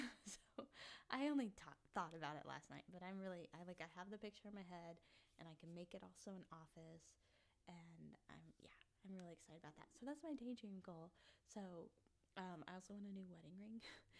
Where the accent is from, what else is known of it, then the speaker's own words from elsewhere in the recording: Kansas, United States; but then I was born here in spring, and I've lived here. I grew up in Kansas.